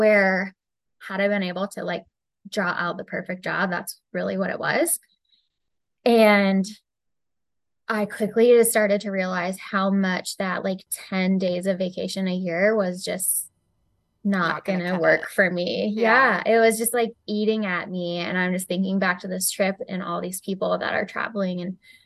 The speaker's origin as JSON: {"language": "English", "country": "United States", "said": "me being from the US, I say I'm from the US"}